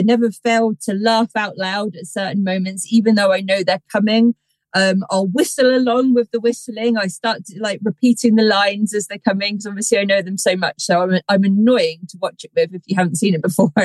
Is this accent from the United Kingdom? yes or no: yes; Somerset, South West England, United Kingdom; I grew up in Somerset, which is full of lore and legends and all of it